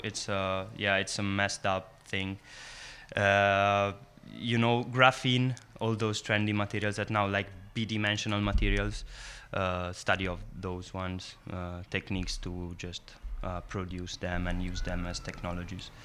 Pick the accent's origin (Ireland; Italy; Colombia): Italy; English is a second language; now in San Sebastian, Spain; I'm from Italy originally, but I'm coming from San Sebastian in Basque Country